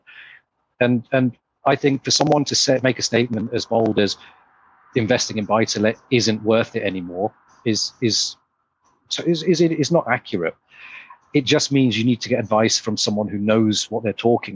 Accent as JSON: {"language": "English", "town": "Leicester", "region": "East Midlands", "country": "United Kingdom", "moved": "yes", "said": "I'm from Leicester originally."}